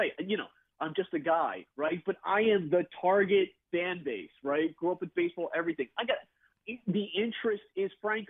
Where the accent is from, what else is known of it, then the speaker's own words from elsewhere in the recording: New Jersey, United States; you know, 37, I grew up in South Jersey, I've had season tickets for 20 years